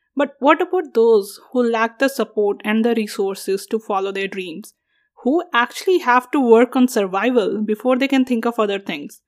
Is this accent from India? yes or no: yes; India; moved away as an adult; now in United States; When I go to India, I'm not Indian enough